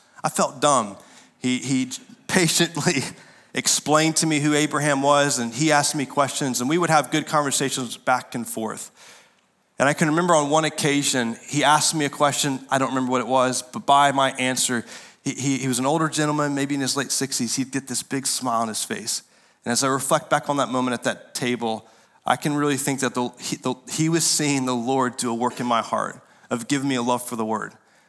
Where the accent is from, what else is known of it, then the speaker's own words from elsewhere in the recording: North Carolina, United States; I raised my support. I came from North Carolina. I'm here to teach the Bible.